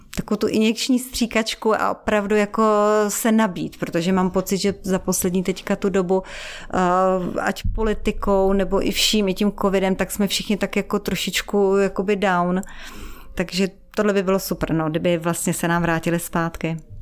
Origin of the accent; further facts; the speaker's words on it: Czechia; also born or lived in Africa / Israel; jsem z České republiky